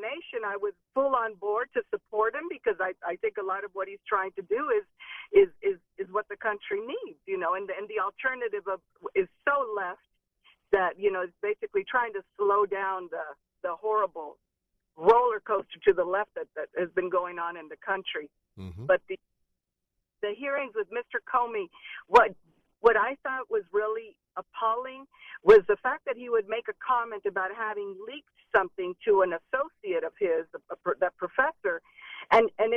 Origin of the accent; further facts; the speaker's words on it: Venezuela; now in United States; I'm from Venezuela originally